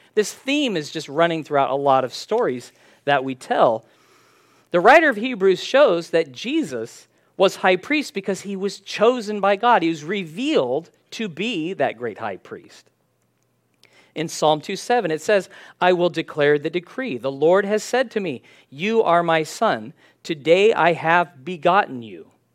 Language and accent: English; San Diego, California, United States; When I was growing up in San Diego